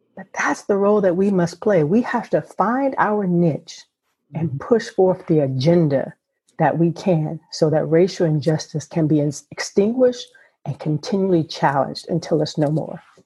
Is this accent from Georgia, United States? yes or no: no; South Carolina, United States; I grew up in a small town in South Carolina and there were not a whole lot of things to do in the rural South. Uh, where I'm from It's considered the low country, or people would call Gullah area